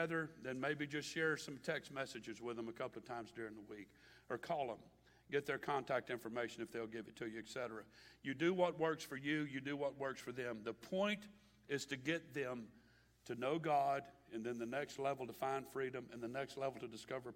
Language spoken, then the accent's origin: English; Baton Rouge, Louisiana, United States; from Baton Rouge